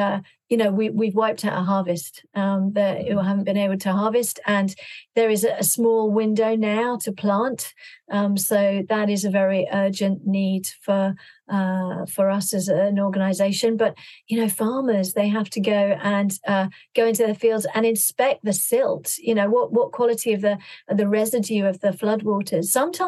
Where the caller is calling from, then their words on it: London, United Kingdom; I'm calling from London and just looking out the window.